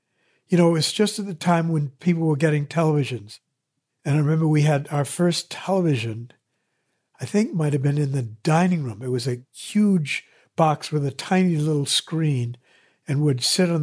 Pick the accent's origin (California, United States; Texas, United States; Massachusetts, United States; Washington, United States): Massachusetts, United States; Andover; So I lived in school housing at Andover